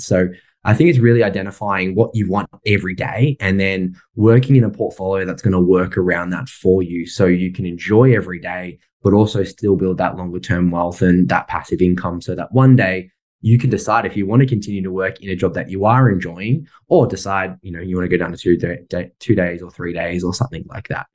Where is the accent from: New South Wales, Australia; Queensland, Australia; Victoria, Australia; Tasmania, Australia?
New South Wales, Australia; Sydney; moved away as an adult; I grew up in Sydney and I was there till I was about 22